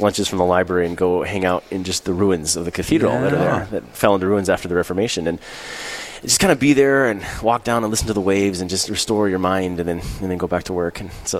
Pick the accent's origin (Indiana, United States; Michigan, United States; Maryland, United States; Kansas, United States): Michigan, United States; moved away as an adult; also born or lived in Scotland / Canada; I grew up in Michigan, out in the middle of nowhere